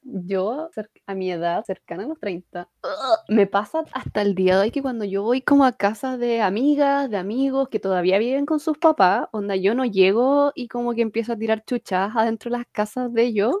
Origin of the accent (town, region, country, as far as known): Chile